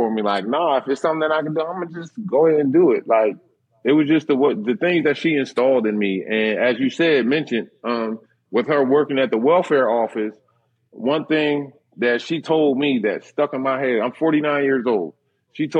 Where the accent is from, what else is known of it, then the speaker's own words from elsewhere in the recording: Philadelphia, Pennsylvania, United States; growing up in Philly, we didn't have it all.